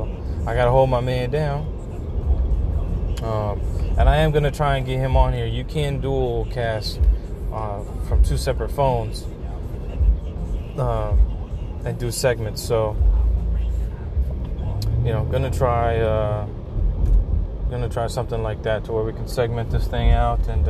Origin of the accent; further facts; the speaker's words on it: Louisiana, United States; I'm from Louisiana